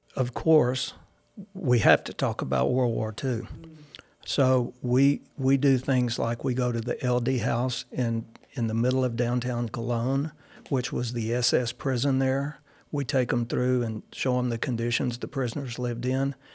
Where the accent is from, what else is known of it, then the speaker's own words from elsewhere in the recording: Caldwell, Texas, United States; Growing up in Caldwell, you know, being a country boy